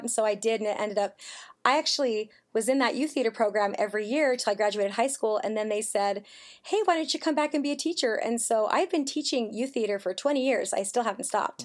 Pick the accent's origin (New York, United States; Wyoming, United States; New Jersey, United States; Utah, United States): Utah, United States; Elk Ridge; also born or lived in Mississippi; we moved to Elk Ridge, Utah. It's a beautiful place. I loved growing up in Elk Ridge